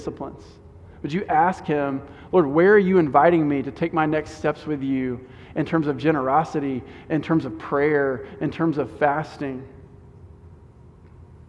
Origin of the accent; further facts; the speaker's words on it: Houston, Texas, United States; as an American, as a Houstonian